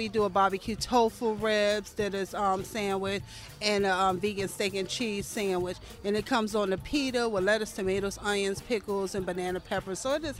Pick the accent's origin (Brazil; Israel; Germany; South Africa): Israel; now in Washington, United States; I grew up in Israel.